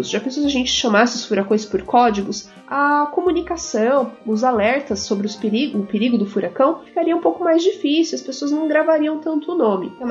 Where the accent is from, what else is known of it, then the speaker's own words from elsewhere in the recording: São Paulo, Brazil; born there; Oi, cientistas. … tenho seis anos e eu nasci em São Paulo.